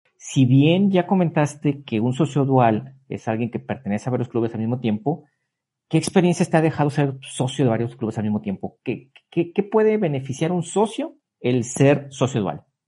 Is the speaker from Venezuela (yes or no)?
no; Mexico; me empecé a hacer turista en mi país